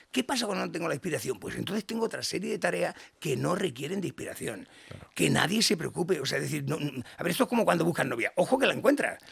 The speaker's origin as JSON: {"language": "Spanish", "town": "Badalona", "region": "Catalonia", "country": "Spain", "tie": "born or raised there", "said": "soy el menor de 11 hermanos, nací en Badalona eh, y soy el pequeño"}